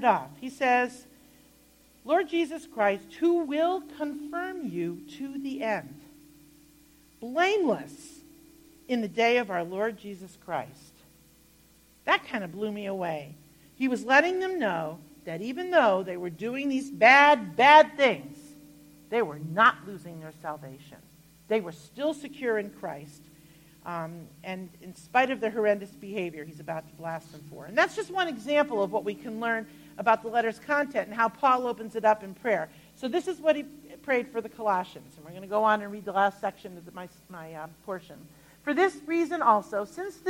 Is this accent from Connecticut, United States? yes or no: yes; Connecticut, United States; I grew up in Connecticut